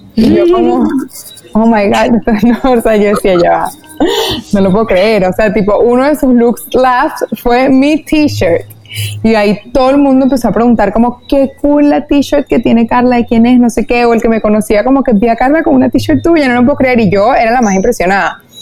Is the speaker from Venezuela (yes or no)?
yes; Venezuela; also born or lived in New York; en mi país, en Venezuela